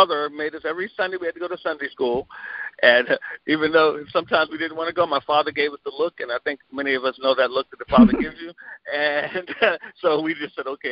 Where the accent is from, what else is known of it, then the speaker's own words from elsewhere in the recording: Glenarden, Maryland, United States; a year before I was born, they moved from the apartment they were in to a suburb of the D.C. area called Glen Arden, Maryland